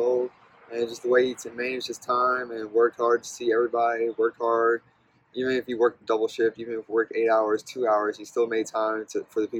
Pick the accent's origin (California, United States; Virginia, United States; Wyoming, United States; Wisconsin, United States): Virginia, United States; Ladysmith; I grew up in a small town in Caroline County named Ladysmith, and my family has been on the same street for five generations